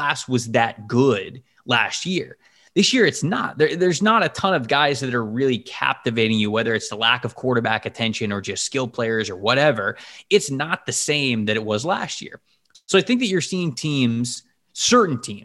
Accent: Bradenton, Florida, United States; I'm actually from Bradenton. That's where I was born

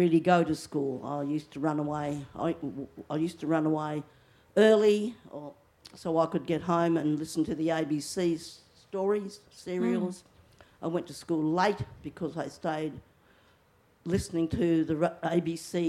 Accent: Alice Springs, Northern Territory, Australia; I grew up in Alice Springs in the 50s

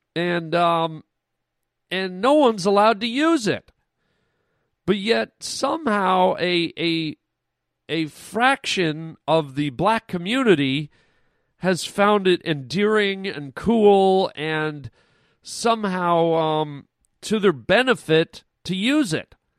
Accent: Canada; now in United States; I wasn't even raised in the United States. I'm Canadian

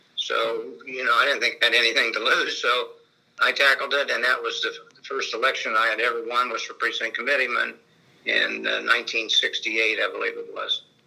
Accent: Danville, Illinois, United States; now in Covington, United States; I was born in Danville, Illinois, which is just right across the state line in uh, 1949

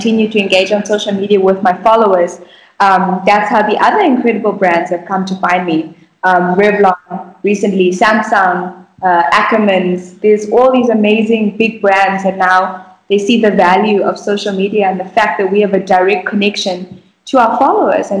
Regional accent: Bulawayo, Zimbabwe; moved away; also born or lived in Harare; my hometown of Bulawayo, is that I had such a pure childhood.

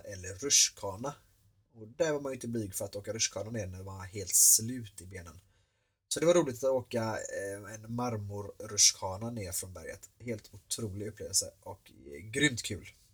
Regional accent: Sweden; här hemma i Sverige

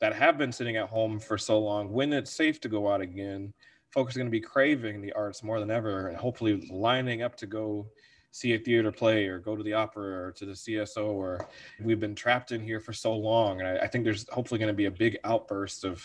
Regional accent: Virginia Beach, Virginia, United States; moved away as an adult; also born or lived in Wheaton, Illinois; now in Chicago, United States; I'm from Virginia. I call Virginia the place where I grew up

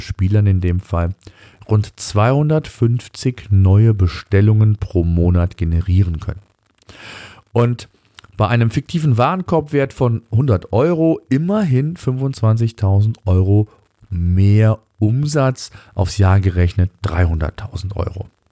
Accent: Germany; hier bei uns in Deutschland

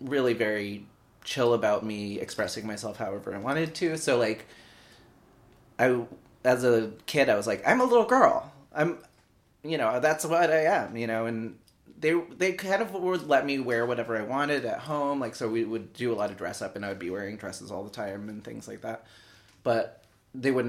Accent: Springfield, Massachusetts, United States; moved away as an adult; also born or lived in Colombia / San Francisco; now in New York City, United States; I grew up in Western Massachusetts. I was adopted originally from Columbia, and then grew up in Western Mass in Springfield

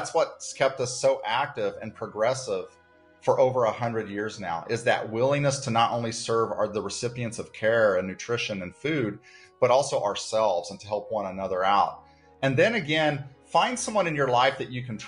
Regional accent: Dodge City, Kansas, United States; also born or lived in Manhattan, Kansas; I'm born and bred in Kansas

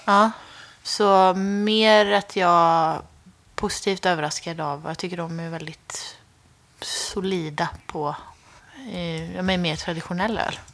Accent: Skara, Västra Götaland, Sweden; moved away; hemma i Skara

